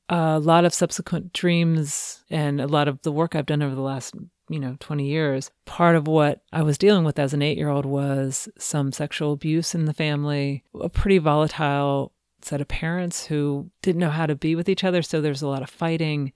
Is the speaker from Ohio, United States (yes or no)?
yes; Cincinnati, Ohio, United States; I grew up in Cincinnati